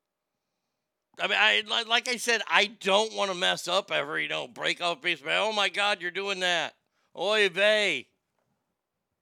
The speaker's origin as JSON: {"language": "English", "region": "Texas", "country": "United States", "tie": "born or raised there", "said": "I grew up in Texas"}